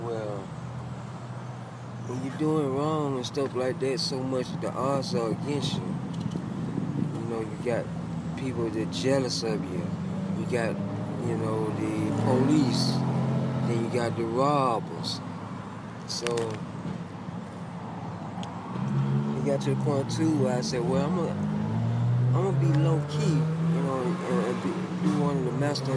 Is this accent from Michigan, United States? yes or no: no; Atlanta, Georgia, United States; I'm from Atlanta